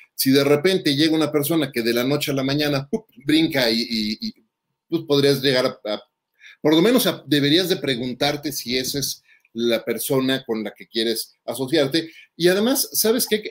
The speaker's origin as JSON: {"language": "Spanish", "country": "Mexico", "said": "en México, somos mexicanos"}